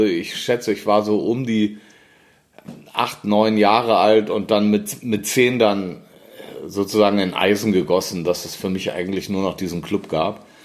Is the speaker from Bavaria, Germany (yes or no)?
no; Düsseldorf, North Rhine-Westphalia, Germany; geboren in Düsseldorf, äh, fünftes von sechs Kindern, ähm, englische Mutter, deutscher Vater.